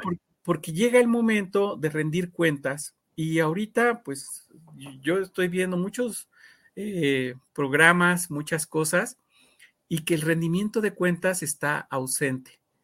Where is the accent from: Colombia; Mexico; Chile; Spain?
Mexico; como mexicanos